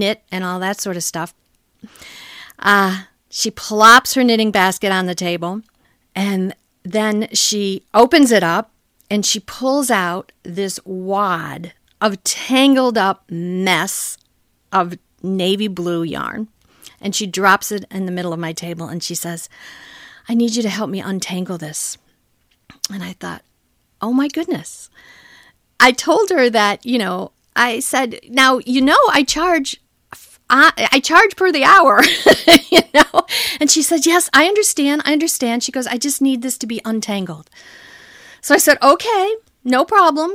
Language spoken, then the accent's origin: English; Michigan, United States; moved away as an adult; now in Washington, D.C., United States; I'm originally from Michigan